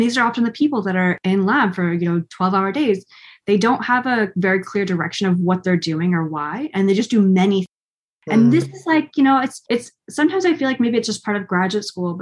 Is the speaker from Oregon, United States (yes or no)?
yes; Oregon, United States; moved away; I'm from Oregon originally, which is, you know, the west side of the United States, with lots of mountains and forests. And so I grew up camping and hiking.